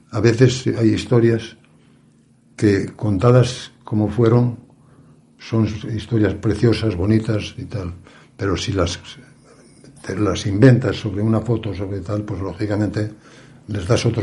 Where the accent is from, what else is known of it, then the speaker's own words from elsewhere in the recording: Asturias, Spain; realmente decir soy asturiano te abre puertas